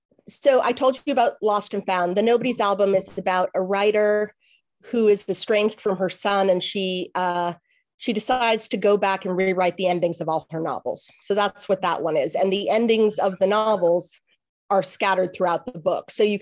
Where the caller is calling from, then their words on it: Washington, District of Columbia, United States; I am in Washington, D.C. Yes, Washington, D.C. That's where I live.